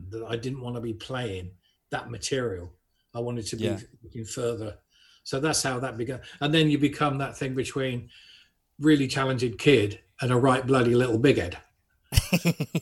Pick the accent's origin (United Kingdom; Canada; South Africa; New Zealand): United Kingdom; Buckingham, South East England; I grew up in Buckingham, Buckinghamshire